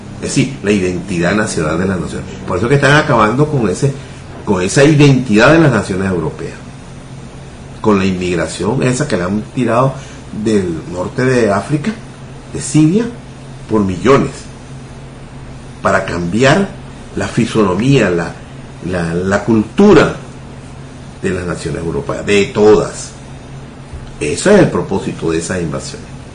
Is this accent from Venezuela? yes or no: yes; Venezuela; Nuestro origen como venezolano no es común